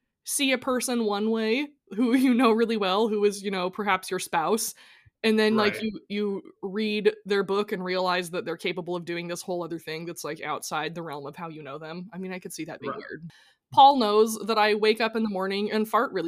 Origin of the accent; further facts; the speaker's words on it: Edmonds, Washington, United States; we grew up in Edmonds. It's not like rich people land